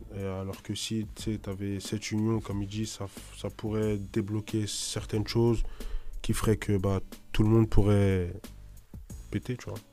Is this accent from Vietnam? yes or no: no; Limay, Île-de-France, France; chez nous à Limay